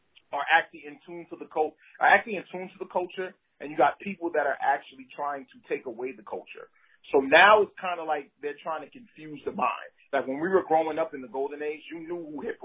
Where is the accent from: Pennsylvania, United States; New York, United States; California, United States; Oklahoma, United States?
New York, United States; Brooklyn; moved away as an adult; also born or lived in the South (US); growing up in Brooklyn and listening to hip hop